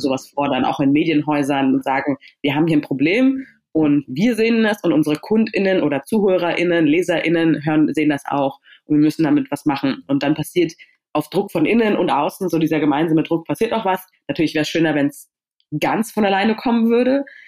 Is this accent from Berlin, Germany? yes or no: yes; Berlin, Germany; also born or lived in Stuttgart; ich bin in Stuttgart geboren, aber ich bin in Berlin aufgewachsen